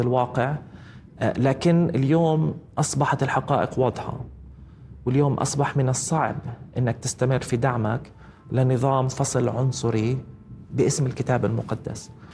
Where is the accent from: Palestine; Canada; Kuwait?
Palestine; إحنا كفلسطينيين